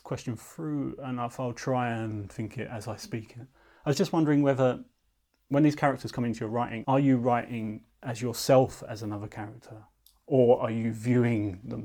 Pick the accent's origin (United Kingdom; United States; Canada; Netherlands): United Kingdom; London; I was born near Tate Britain